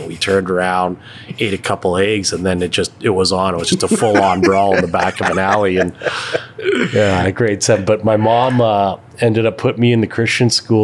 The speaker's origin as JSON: {"language": "English", "town": "Calgary", "region": "Alberta", "country": "Canada", "tie": "born or raised there", "said": "born and raised in Calgary, and my family owns the Silver Dragon"}